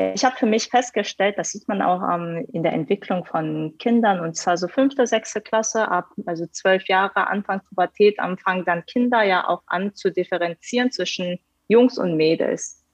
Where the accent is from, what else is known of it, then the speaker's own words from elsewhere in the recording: Hanover, Lower Saxony, Germany; moved away as an adult; also born or lived in South Korea / Karlsruhe; now in Munich, Germany; bin ich geboren in Südkorea, bin dann mit neun nach Deutschland gekommen und dort dann halt in Hannover ähm, meine, meine Schulzeit dann auch in Deutschland ähm, verbracht